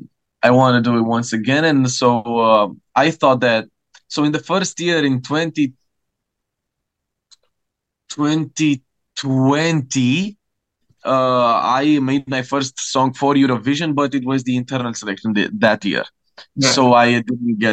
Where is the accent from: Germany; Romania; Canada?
Romania; first language Romanian; English is a second language; my native language